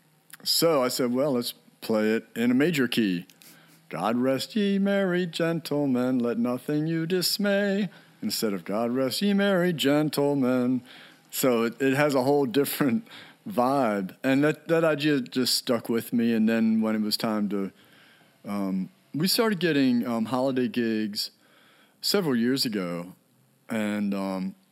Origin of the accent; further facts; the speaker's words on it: Annapolis, Maryland, United States; I grew up in Annapolis, Maryland, at the time a pretty small town